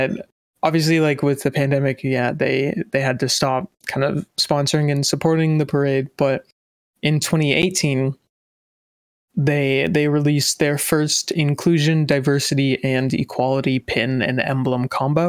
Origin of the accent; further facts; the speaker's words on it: Montana, United States; I grew up in Montana